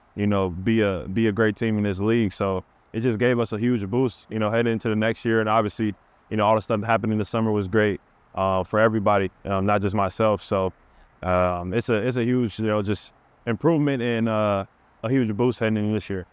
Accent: Seattle, Washington, United States; I'm from Seattle

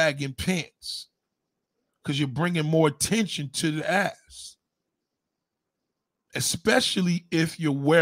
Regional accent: New York, United States; As a New Yorker, we're born this way

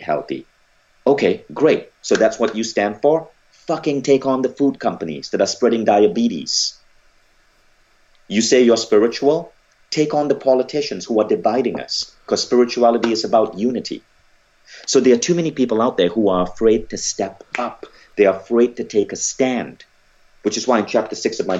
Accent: Malaysia; I grew up in Malaysia

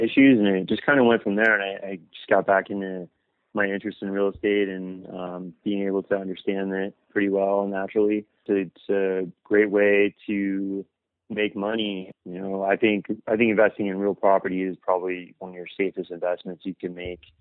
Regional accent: Los Angeles, California, United States; I grew up in the South Bay area of Los Angeles

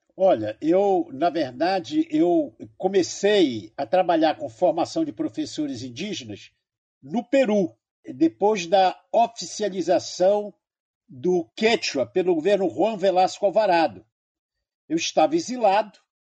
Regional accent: Amazonas, Brazil; porque eu sou amazonense.

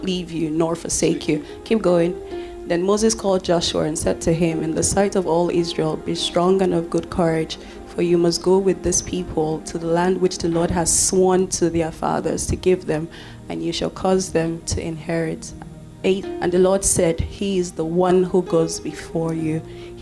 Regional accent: Warri, Delta, Nigeria; English is a second language; my hometown, Warri Delta State

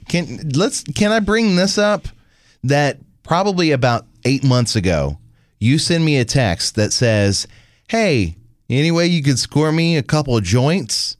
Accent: Louisiana, United States; born or raised there

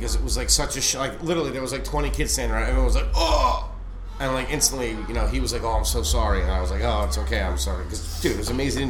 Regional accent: Wilkes-Barre, Pennsylvania, United States; also born or lived in suburbs of Philadelphia, Pennsylvania; we moved from where I was born in Wilkes-Barre down to the suburbs of Philly, and it was much more expensive area that we moved into. So when we first moved down there, we couldn't afford to buy, you know, buy a regular house. So we lived in a townhouse community

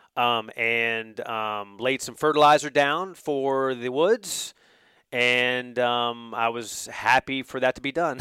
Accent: North Carolina, United States; now in Georgia, United States; I grew up in North Carolina, where college basketball is king

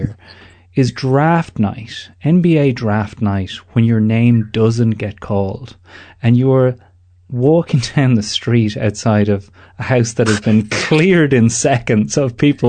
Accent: Ireland; moved away; I am the Irishman Abroad

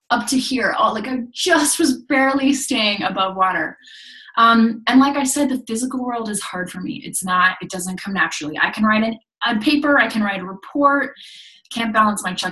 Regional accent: Japan; I grew up in Japan um, in a very religious community.

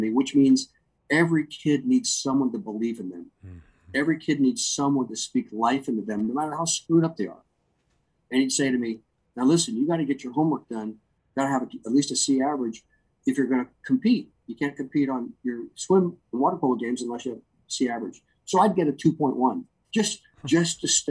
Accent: Anaheim, California, United States; I was raised in Anaheim, inland

